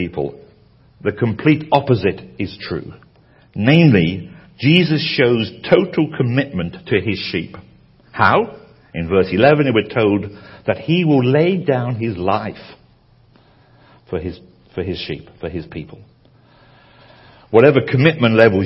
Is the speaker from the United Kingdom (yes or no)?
yes; United Kingdom; as a Brit